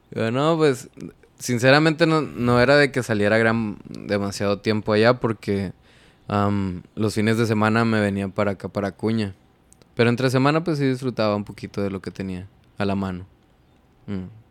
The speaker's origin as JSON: {"language": "Spanish", "town": "Ciudad Acuña", "region": "Coahuila", "country": "Mexico", "said": "Yo soy de Acuña vengo del norte"}